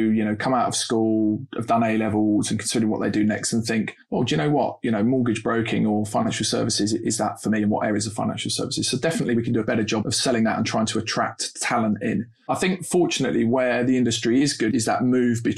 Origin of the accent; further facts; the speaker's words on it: London, United Kingdom; accent: Londoner; being a North London boy, born and raised in North London, Finsbury Park